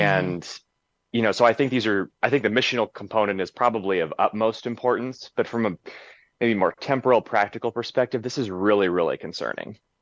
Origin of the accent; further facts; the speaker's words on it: Willamette Valley, Oregon, United States; areas where I grew up in the Willamette Valley in, in Oregon